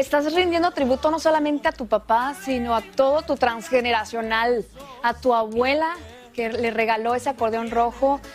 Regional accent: northern Mexico, Mexico; así somos los norteños

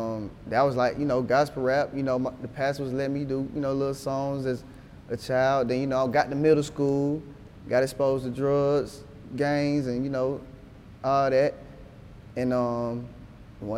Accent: Atlanta, Georgia, United States; also born or lived in Decatur, Georgia; growing up in Atlanta

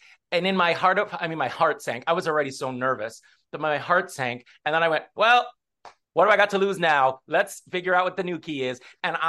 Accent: Los Angeles, California, United States; So I'm from LA. I'm from Southern California.

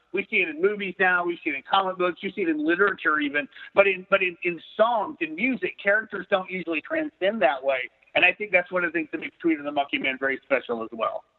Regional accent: Arkansas, United States; growing up in Arkansas

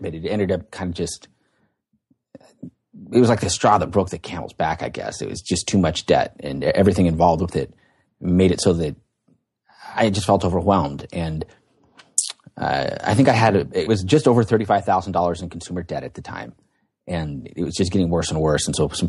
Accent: Portland, Oregon, United States; I was born and raised out here near Portland, Oregon. That's where I live now.

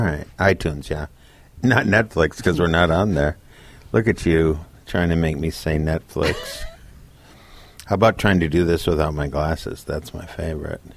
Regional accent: Minnesota, United States; moved away; also born or lived in Connecticut; I'm a Democrat from Minnesota

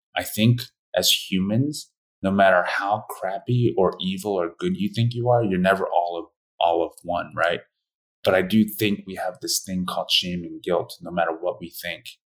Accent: Philadelphia, Pennsylvania, United States; also born or lived in Korea; I grew up in a white family in Philadelphia

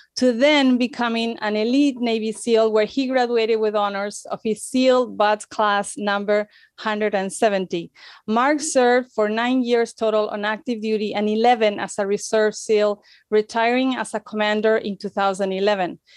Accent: Spain; moved away as an adult; also born or lived in United States; I'm from Spain. I am in Spain right now. um, lived in the U S for some years

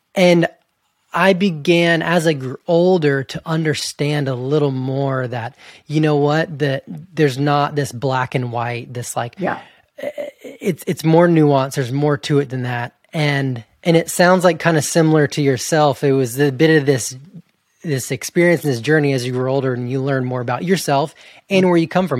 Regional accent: Georgia, United States; moved away as an adult; also born or lived in Montana, United States; now in Canada; I grew up in Georgia

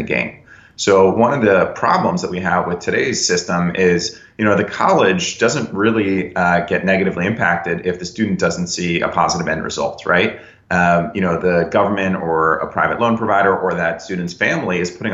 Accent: Connecticut, United States; also born or lived in New York; I'm born and raised in the Northeast, born in New York, raised in Connecticut

